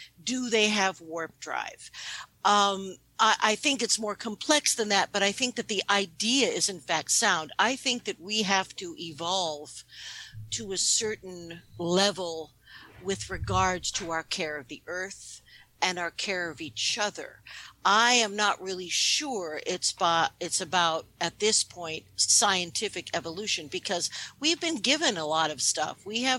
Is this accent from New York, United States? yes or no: yes; New York City, New York, United States; I have dual citizenship. I was born in New York City. I grew up in New York. So I'm really an American emotionally.